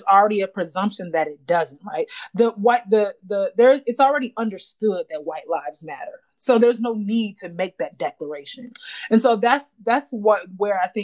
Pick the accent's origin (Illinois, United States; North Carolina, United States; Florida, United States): North Carolina, United States; I'm a Southerner. I'm from North Carolina.